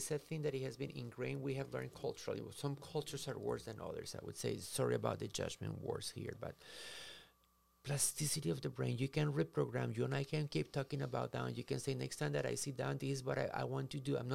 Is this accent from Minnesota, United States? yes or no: yes; Minnesota, United States; If you and I do not know how to swim, I came from Minnesota. We have the ta- 10,000 lakes, and it's probably more than that.